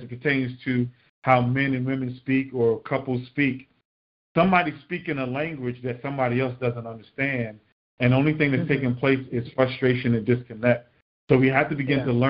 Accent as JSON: {"language": "English", "town": "Miami", "region": "Florida", "country": "United States", "tie": "born or raised there", "said": "growing up in Miami"}